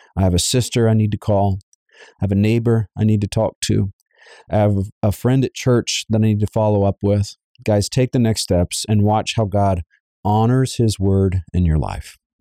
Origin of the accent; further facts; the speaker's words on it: Savannah, Georgia, United States; I was raised in Savannah, Georgia